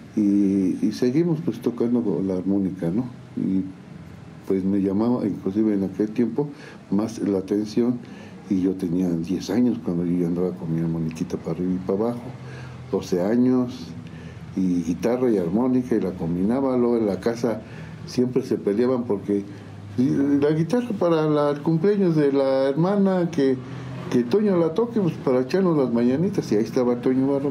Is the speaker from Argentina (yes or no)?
no; San Juan del Río, Querétaro, Mexico; nacimos aquí en San Juan de Río, orgullosamente sanjuanense. Sanjuanenses. Y con todas mis raíces aquí están